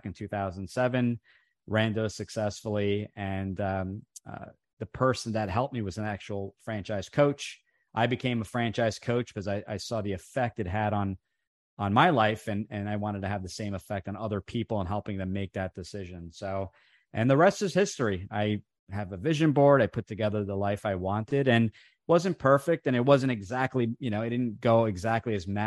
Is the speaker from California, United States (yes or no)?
no; New Jersey, United States; first language Italian; English is a second language; grew up in the restaurant industry. We had an Italian restaurant here in New Jersey